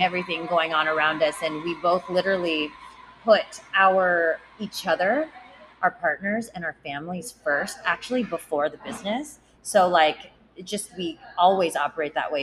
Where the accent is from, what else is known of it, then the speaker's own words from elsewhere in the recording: San Diego, California, United States; I grew up in Rancho Bernardo